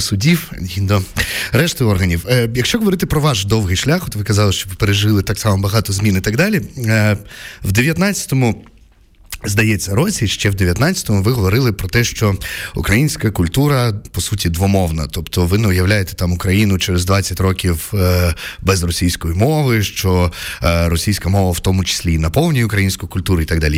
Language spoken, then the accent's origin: Ukrainian; Poltava Oblast, Ukraine; first language Russian; Ukrainian is a second language; я з Полтавщини е, розмовляв російською, закінчував російську школу